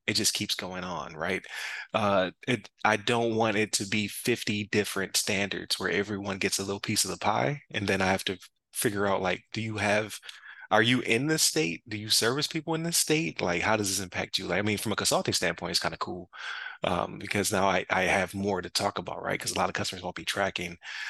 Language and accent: English; Buffalo, New York, United States; But as a like you said, from Buffalo, like they say I'm from South Canada, right?